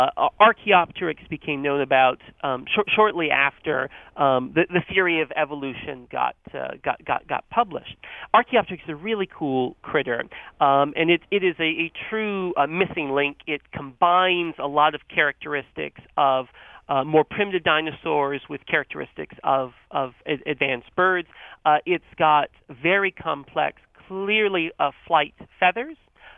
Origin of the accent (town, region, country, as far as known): North Carolina, United States; born or raised there